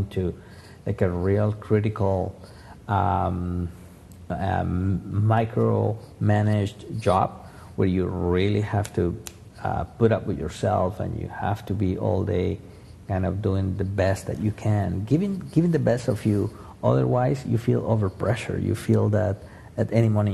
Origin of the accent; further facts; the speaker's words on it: Colombia; moved away as an adult; I was born in Colombia, kind of tropical.